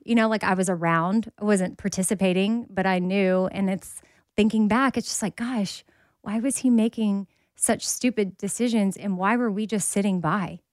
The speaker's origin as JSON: {"language": "English", "region": "Texas", "country": "United States", "said": "I'm from Texas"}